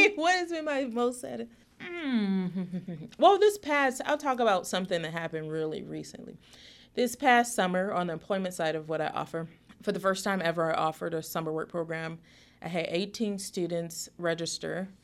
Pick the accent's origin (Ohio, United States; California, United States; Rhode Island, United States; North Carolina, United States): Ohio, United States; Youngstown; moved away; I grew up in Youngstown, Ohio